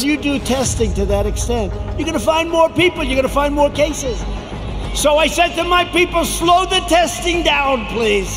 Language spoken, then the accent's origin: English; New York City, New York, United States; moved away as an adult; now in Washington, United States; I was from Manhattan, from New York